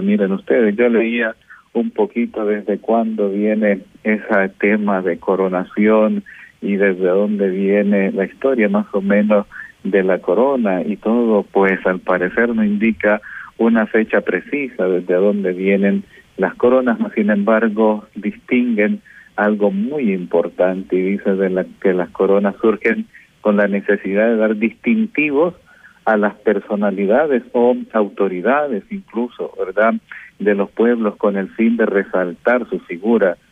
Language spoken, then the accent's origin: Spanish; San Miguel, El Salvador; Soy un sacerdote migueleño, pertenezco a esta diócesis